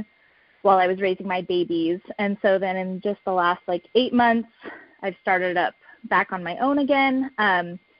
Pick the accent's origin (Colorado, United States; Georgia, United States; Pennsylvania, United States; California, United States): California, United States; now in New Mexico, United States; I'm born and raised in California